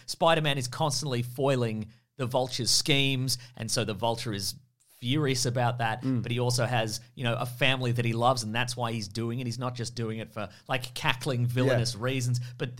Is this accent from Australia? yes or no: no; United Kingdom; I'm not equipped to deal with this. I'm British.